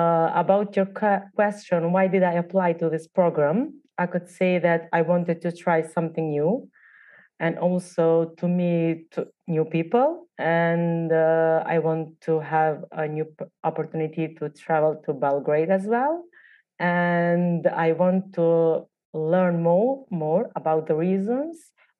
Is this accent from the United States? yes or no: no; Prizren, Kosovo; I was born and raised in Prizrensete, a city in Kosovo.